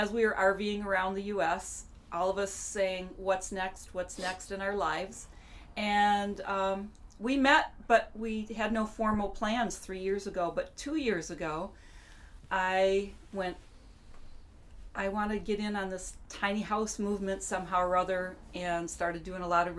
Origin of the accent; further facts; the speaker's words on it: Michigan, United States; I'm from Michigan.